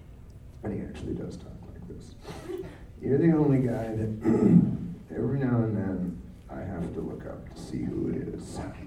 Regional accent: the South, United States; I'm not from this country. I'm from the South. {S13} From the South. {S5} The deep South.

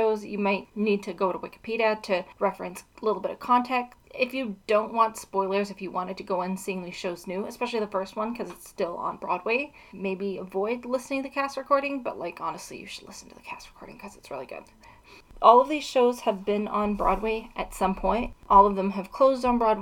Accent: Edmonton, Alberta, Canada; also born or lived in Dublin, Ireland; Edmonton is where I'm from, that's my hometown

